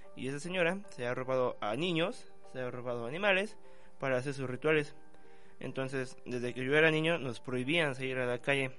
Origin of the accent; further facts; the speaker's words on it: Ecatepec, State of Mexico, Mexico; el lugar donde yo nací, Ecatepec, em, exactamente en la zona de Santa María Tulpeclac